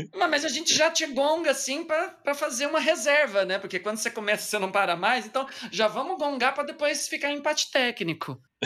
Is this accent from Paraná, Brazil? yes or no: no; Batatais, São Paulo, Brazil; moved away; estava eu lá na minha cidade natal